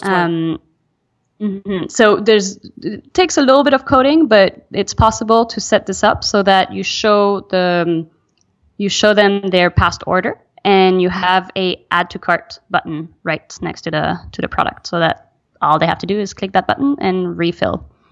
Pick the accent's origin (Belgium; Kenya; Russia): Belgium; moved away; also born or lived in France / United States; I'm French. I'm American. I grew up in Belgium.